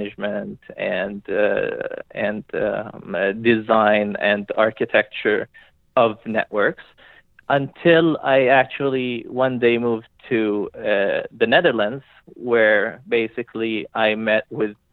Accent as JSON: {"language": "English", "town": "Montreal", "region": "Quebec", "country": "Canada", "tie": "born or raised there", "said": "I'm Canadian from Montreal, Quebec. So I grew up in the lovely French city of Montreal."}